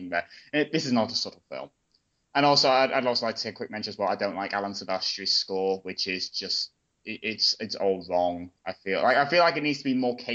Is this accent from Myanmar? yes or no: no; United Kingdom; being a millennial and also being British